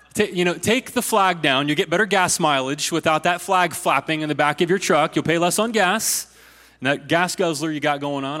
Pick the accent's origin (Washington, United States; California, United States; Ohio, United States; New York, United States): Ohio, United States; my home state of Ohio